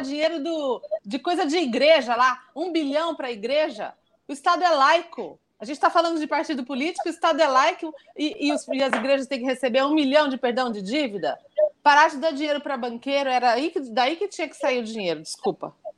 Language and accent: Portuguese; Brazil; como brasileira